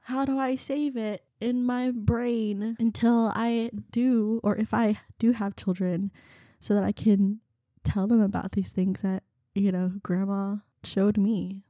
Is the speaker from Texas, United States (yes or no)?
yes; Garland, Texas, United States; first language Vietnamese; English is a second language; also born or lived in North Carolina / Keller, Texas; I grew up in Garland.